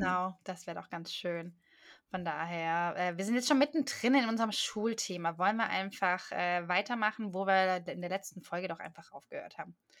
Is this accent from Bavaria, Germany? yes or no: no; Swabia, Baden-Württemberg, Germany; moved away; ich bin doch Schwabe